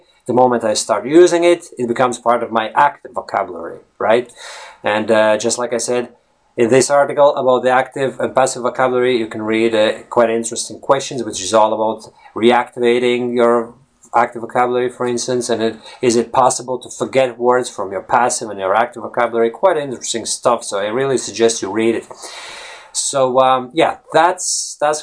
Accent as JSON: {"language": "English", "country": "Latvia", "first_language": "Latvian", "second_language": "English", "moved": "as an adult", "said": "Latvian, which is my native language"}